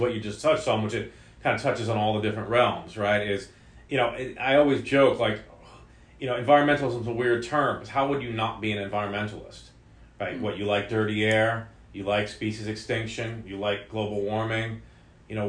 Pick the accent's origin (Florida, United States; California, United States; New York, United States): New York, United States; now in Santa Cruz, United States; growing up in New York, you know, I didn't have a ton of nature-based, you know, living